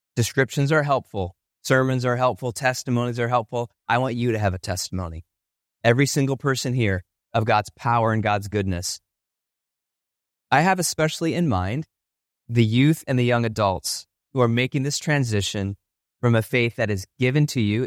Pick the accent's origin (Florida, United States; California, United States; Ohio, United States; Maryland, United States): Ohio, United States; now in Chicago, United States; I grew up in Ohio